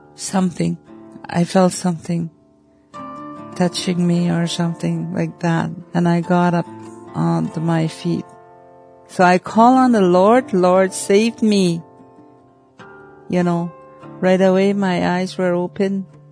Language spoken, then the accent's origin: English; Oxford House, Manitoba, Canada; I was born and raised in Oxford House, Manitoba, in the northern Manitoba, a small community.